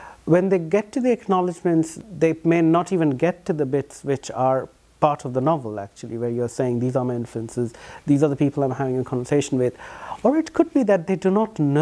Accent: India; I'm an Indian

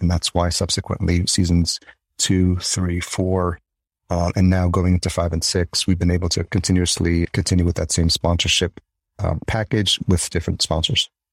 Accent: New York City, New York, United States; accent: New York; moved away as an adult; also born or lived in El Salvador / Yonkers; now in Minneapolis, United States; grew up in New York, just outside Yonkers, and then grew up in New York City

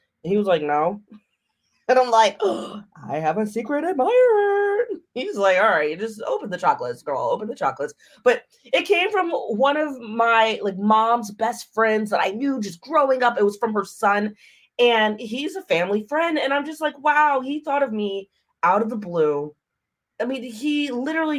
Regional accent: Maryland, United States; moved away as an adult; I'm from Maryland. I came out here for college back in the day.

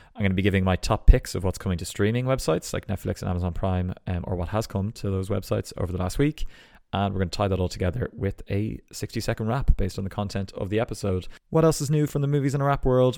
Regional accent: Ballsbridge, Leinster, Ireland; accent: Ballsbridge twang; my accent

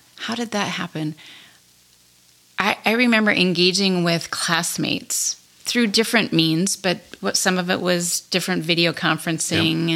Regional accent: Montana, United States; moved away as an adult; also born or lived in Shelby, Montana / Colstrip, Montana / Great Falls, Montana / New Jersey; now in Belfield, United States; I am not from North Dakota. I grew up in Montana. Okay. Grew up in small towns around the state of Montana.

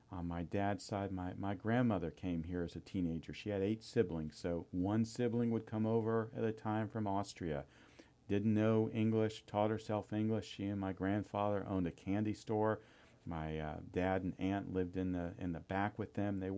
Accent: Tampa, Florida, United States; also born or lived in Sarasota; I'm basically a Tampa native, but I was born in Sarasota.

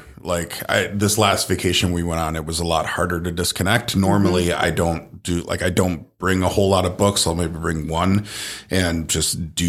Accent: Minnesota, United States; I was born in Minnesota.

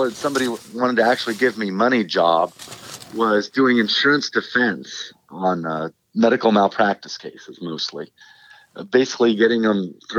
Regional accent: Johnstown, Pennsylvania, United States; born or raised there; also born or lived in Denver, Colorado

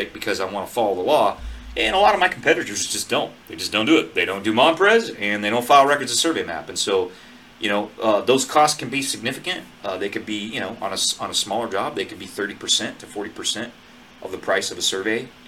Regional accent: Northwest Montana, United States; now in Central California, United States; I grew up in Northwest Montana

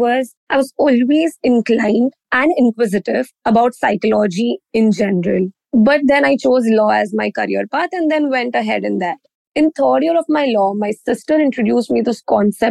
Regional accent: Mumbai, Maharashtra, India; I'm from India, born and brought up in Mumbai.

